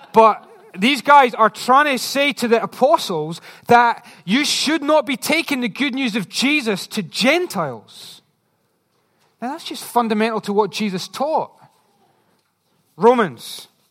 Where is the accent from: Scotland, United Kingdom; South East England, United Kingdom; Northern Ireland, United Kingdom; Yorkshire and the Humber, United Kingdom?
Scotland, United Kingdom; I'm just Scottish